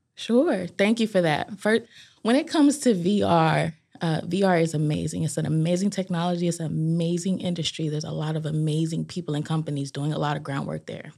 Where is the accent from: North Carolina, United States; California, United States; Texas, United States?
California, United States; Los Angeles; now in Durham, United States; I originally was born and raised in Los Angeles, California